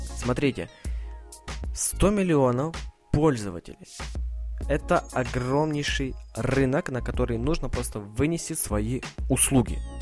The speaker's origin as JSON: {"language": "Russian", "town": "Ivano-Frankivsk", "region": "Ivano-Frankivsk Oblast", "country": "Ukraine", "said": "я сам из Украины, Ивано-Франковск, город"}